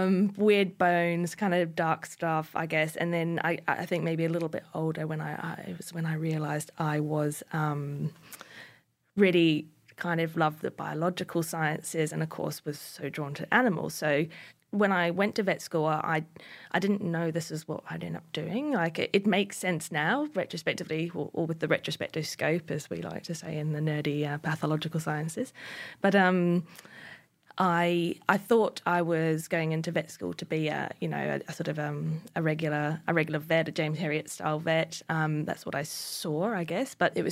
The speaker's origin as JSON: {"language": "English", "region": "Northland", "country": "New Zealand", "tie": "born or raised there", "said": "So I was born in North New Zealand, in Northland, and grew up on a small farm."}